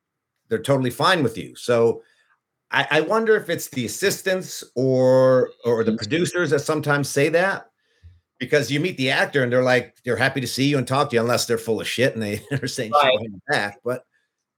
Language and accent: English; Montreal, Quebec, Canada; also born or lived in Los Angeles; now in Vancouver, Canada; I was born in Montreal.